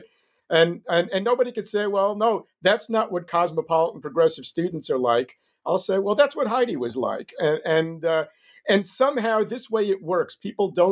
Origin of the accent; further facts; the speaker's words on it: New York, United States; moved away as an adult; now in Israel; I grew up in New York